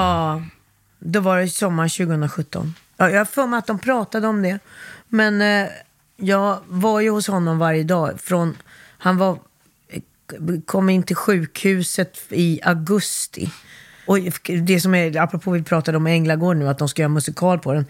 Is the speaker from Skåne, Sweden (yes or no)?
no; Stockholm, Stockholm County, Sweden; also born or lived in Gothenburg, Sweden / Helsingborg, Sweden / Västerås, Sweden; Stockholmstjej från jag var 9-10 mm. år.